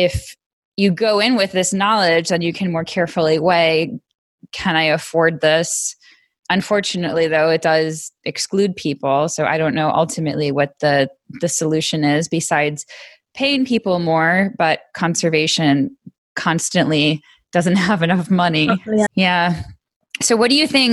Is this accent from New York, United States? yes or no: yes; Western New York, United States; I grew up in Western New York